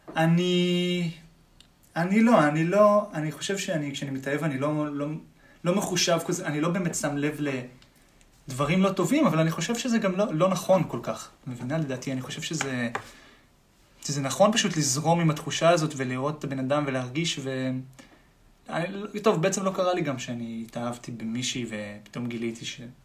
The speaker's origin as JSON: {"language": "Hebrew", "town": "Tel Aviv", "region": "Tel Aviv District", "country": "Israel", "said": "תמיד מתל אביב"}